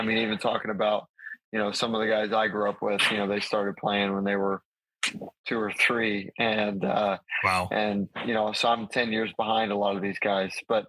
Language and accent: English; Jacksonville, Florida, United States; born there; also born or lived in Charleston / Hawaii / Wisconsin; Well, what's crazy is I was born in Jacks. My dad was stationed he's in the Navy, was stationed in Charleston actually right after that. So we moved there, which is even further east, right, and then moved to Hawaii for the first time